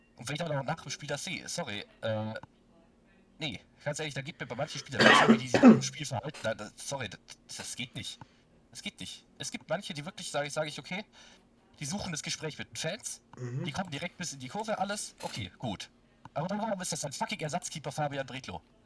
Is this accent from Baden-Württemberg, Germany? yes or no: yes; near Stuttgart, Baden-Württemberg, Germany; ich komme aus der Nähe von Stuttgart